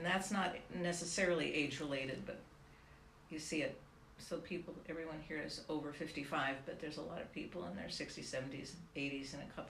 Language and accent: English; Seattle, Washington, United States; moved away as an adult; now in Los Angeles, United States; Well, actually, I'm from Seattle.